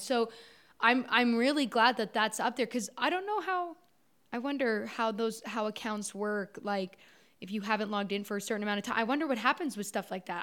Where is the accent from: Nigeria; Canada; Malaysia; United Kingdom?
Canada; Orangeville, Ontario; I grew up in Orangeville, Ontario, um, small town just north of Toronto in Canada.